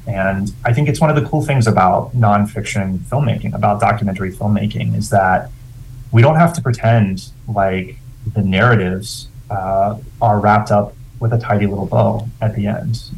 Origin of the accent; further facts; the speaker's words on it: West Virginia, United States; moved away as an adult; I grew up in West Virginia